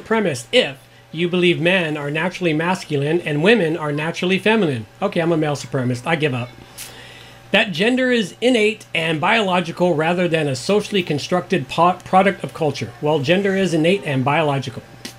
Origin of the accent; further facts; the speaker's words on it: United States; I'm American, Scottish, Irish.